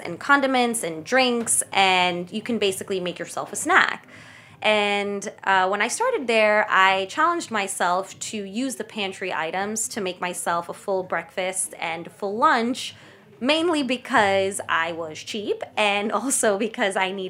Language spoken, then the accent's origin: English; New York City, New York, United States; first language Kannada; I'm first generation, born and raised in Staten Island